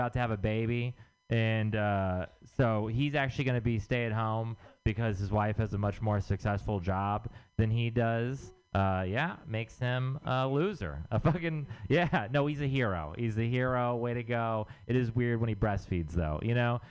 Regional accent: Texas, United States; moved away; I'm from Texas

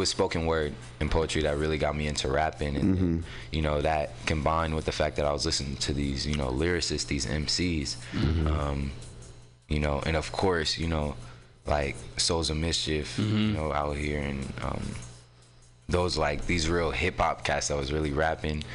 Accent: San Francisco, California, United States; also born or lived in Oakland; So I'm from San Francisco. I was technically born in Oakland, but I was raised out here in San Francisco. I grew up in the Mo

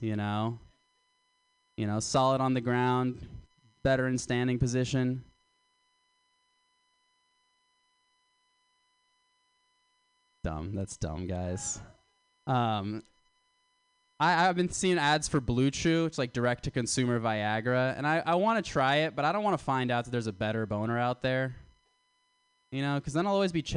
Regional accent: Florida, United States; now in California, United States; I'm from Florida

